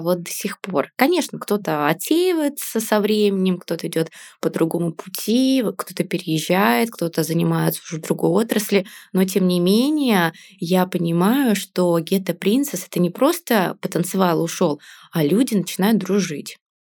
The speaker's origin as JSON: {"language": "Russian", "town": "Yaroslavl", "region": "Yaroslavl Oblast", "country": "Russia", "moved": "as an adult", "lives_now": "Saint Petersburg, Russia", "said": "я из Ярославля"}